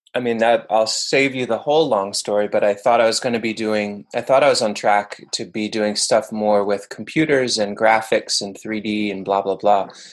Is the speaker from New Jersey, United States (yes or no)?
yes; Bergen County, northern New Jersey, United States; also born or lived in Manhattan, New York; now in New York, United States; my folks moved to suburban quote unquote northern New Jersey when I was a little kid. But it was a pretty densely populated area in Bergen County.